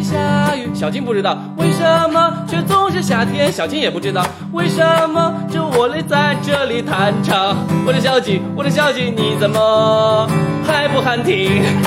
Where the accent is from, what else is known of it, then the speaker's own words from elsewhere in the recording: Hunan, China; accent: Hunanese; 湖南的地方的方言，这是我们从小娱乐的根基